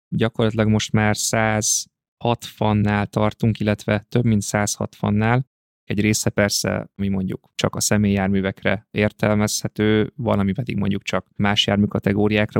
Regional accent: Pölöske, Zala, Hungary; also born or lived in Budapest; now in Zalaegerszeg, Hungary; én helyi vagyok, tehát én Zalában, egy kis faluban, Pölöskén nőttem fel, és ide jártam gimnáziumba

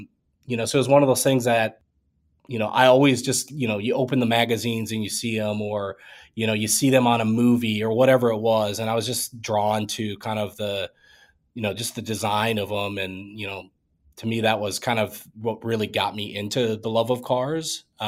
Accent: Iowa, United States; You know, there's old, like, dirt tracks, you know, every small town in the Midwest

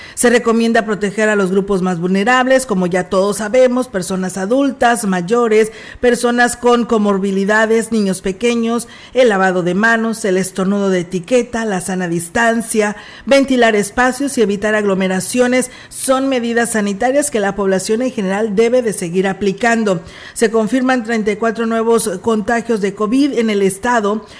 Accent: Mexico; Que nos corresponde como mexicanos que somos.

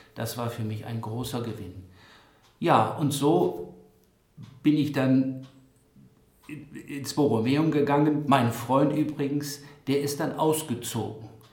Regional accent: Bockhorn, Lower Saxony, Germany; Ich selber bin ja in Bockhorn geboren

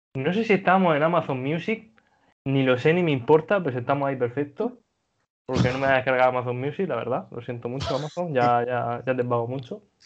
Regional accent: Region of Murcia, Spain; yo no soy de Almería, yo soy de Murcia

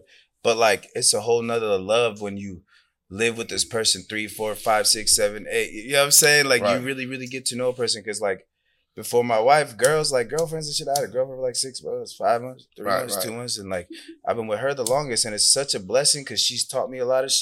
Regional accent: Iran; English is a second language; now in United States; in Iran, where I grew up, we don't write from left to right

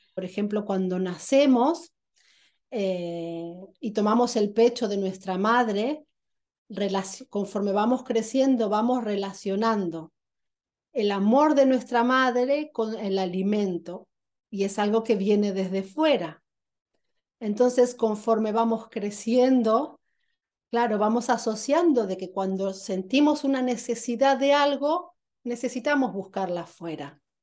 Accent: Argentina; nací en Argentina

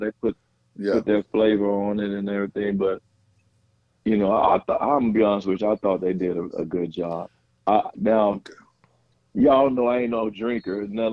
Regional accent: Tallulah, Louisiana, United States; moved away as an adult; also born or lived in Fayetteville, Arkansas; I'm from Tallulah, Louisiana

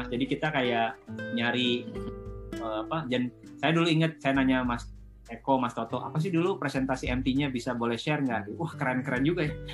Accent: West Java, Indonesia; karena jujur ya saya, saya kan uh, suku saya, saya orang Sunda gitu.

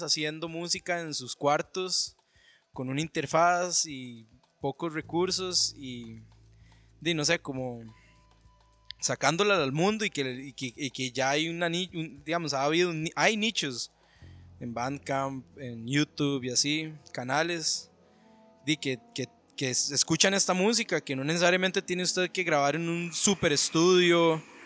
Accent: Costa Rica; also born or lived in Los Angeles, United States; uno como tico

